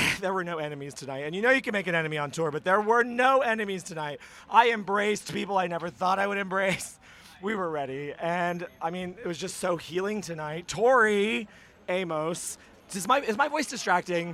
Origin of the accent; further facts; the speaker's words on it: United States; I'm American. I'm actually being very quiet for an American.